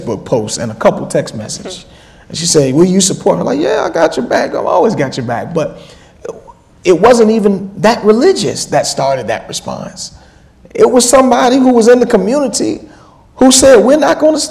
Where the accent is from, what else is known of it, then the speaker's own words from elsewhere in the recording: Georgia, United States; now in Boston, United States; I'm from Georgia